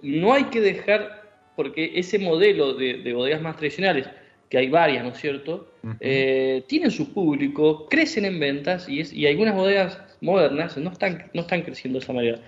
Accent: Argentina; como argentino

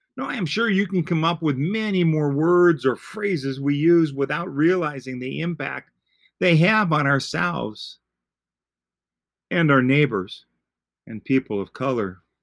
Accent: Green Bay, Wisconsin, United States; I grew up in Green Bay

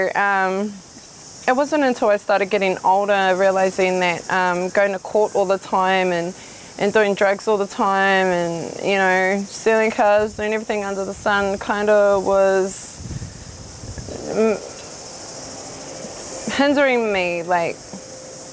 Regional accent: Rotorua, Bay of Plenty, New Zealand; also born or lived in Whakatane; I grew up in Rotokawa, Ōwhata, which is close to pretty much out by the airport in Rotorua

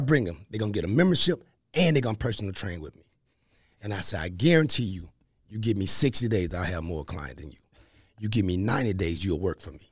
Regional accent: Columbus, Mississippi, United States; accent: Southern; moved away as an adult; as you can hear in my voice, you're gonna hear the Southernness, right? Born and raised in Columbus, Mississippi

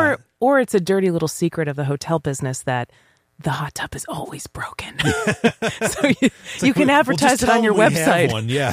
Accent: Ireland; But if me as an Irish person who never tans, always burns, don't have that gene

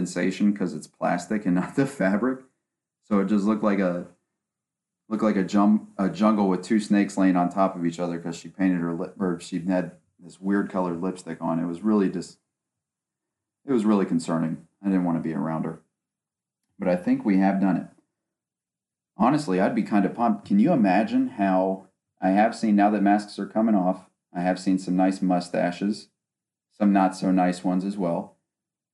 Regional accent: West Virginia, United States; now in Ohio, United States; I grew up in West Virginia, in between Ohio and West Virginia, because of all the family I have out there

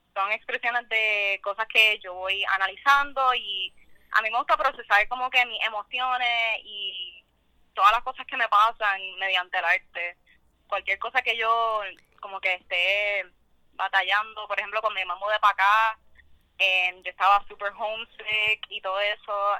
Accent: Guaynabo, Puerto Rico; also born or lived in Mexico; de Guaynabo. Yo técnicamente no nací en Puerto Rico, me criaron allá toda mi vida

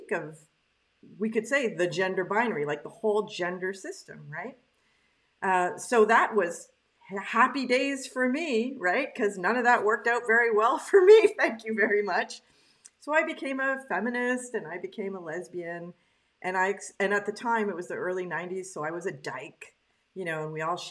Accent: Canada; now in Quebec, Canada; I was raised in English Canada by a French Canadian family, and now I'm in Quebec

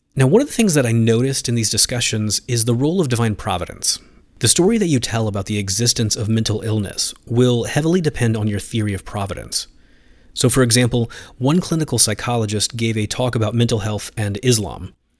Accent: United States; moved away as an adult; also born or lived in Finland; now in Philadelphia, United States; being back in the U S reminds me of my roots

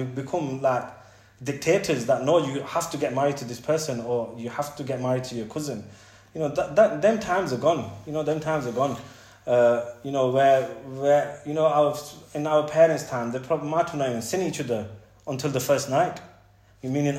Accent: England, United Kingdom; we're British, end of the day, we're British, and we've been brought up in England.

